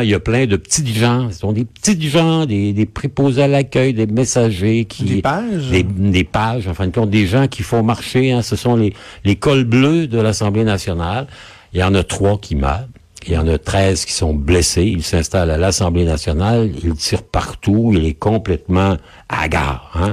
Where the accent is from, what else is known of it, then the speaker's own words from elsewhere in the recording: Quebec City, Quebec, Canada; chez nous à Québec, au Québec, au Canada